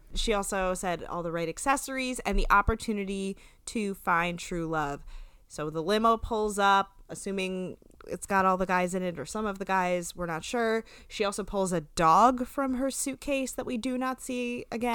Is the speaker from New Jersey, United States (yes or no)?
yes; New Jersey, United States; we're from New Jersey